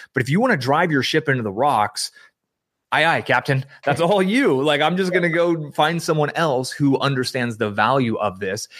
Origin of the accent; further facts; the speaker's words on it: San Francisco Bay Area, California, United States; I grew up in the San Francisco Bay Area